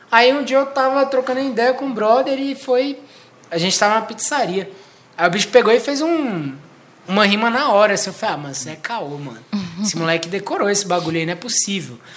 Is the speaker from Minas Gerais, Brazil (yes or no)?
no; Guará, Federal District, Brazil; E eu cresci no Guará, então, tipo assim, mano, ouvi funk é desde sete anos